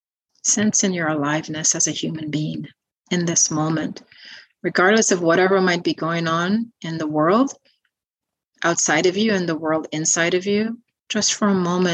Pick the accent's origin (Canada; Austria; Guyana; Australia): Guyana; growing up in Guyana, South America